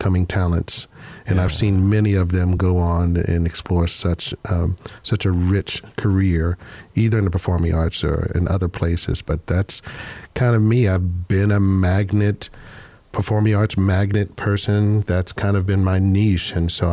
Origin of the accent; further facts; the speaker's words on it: Pittsburgh, Pennsylvania, United States; moved away as an adult; also born or lived in Georgia; I'm originally from Pittsburgh, Pennsylvania